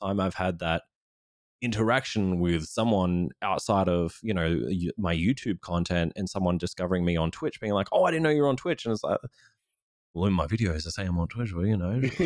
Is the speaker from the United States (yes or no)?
no; Australia; being an Australian streamer